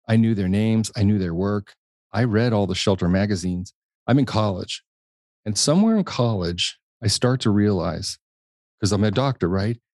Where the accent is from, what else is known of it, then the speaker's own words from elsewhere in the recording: Washington, District of Columbia, United States; also born or lived in Indianapolis, Indiana; I was born in Indiana, Indianapolis, Indiana, um, inconspicuous town, really, and, um, lived there until we were about six, and then we moved to Washington, D C.